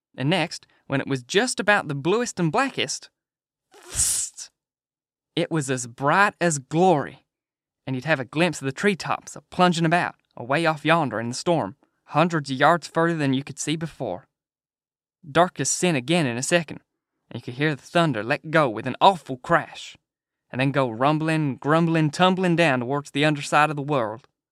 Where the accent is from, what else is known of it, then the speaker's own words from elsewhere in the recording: United Kingdom; being British